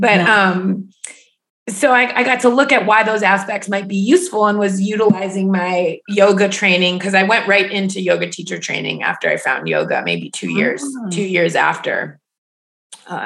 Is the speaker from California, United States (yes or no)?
no; Ohio, United States; I grew up in Ohio.